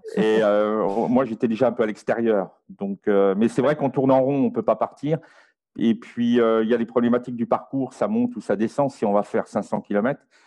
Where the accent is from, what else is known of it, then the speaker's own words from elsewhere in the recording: France; now in Belgium; je suis français, j'habite aujourd'hui en Belgique